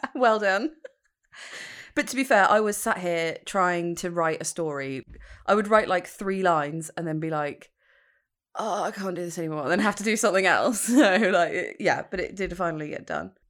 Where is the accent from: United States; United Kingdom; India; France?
United Kingdom; I'm British